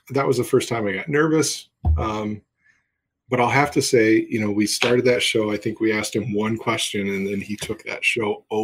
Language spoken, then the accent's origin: English; Paw Paw, Michigan, United States; We're local. I grew up in Paw Paw kind